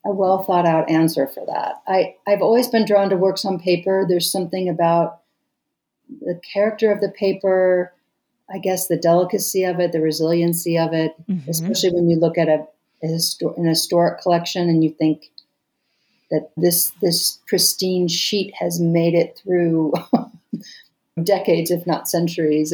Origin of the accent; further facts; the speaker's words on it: Missouri, United States; also born or lived in Seattle, Washington / St. Louis, Missouri / Columbia, Missouri / Lawrence, Kansas; now in Albuquerque, United States; I grew up in Missouri. I was born in Seattle, but grew up in St. Louis and Columbia, Missouri.